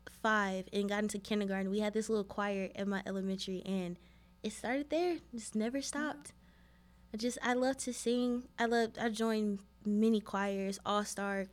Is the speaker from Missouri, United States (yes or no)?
yes; St. Louis, Missouri, United States; I'm from St. Louis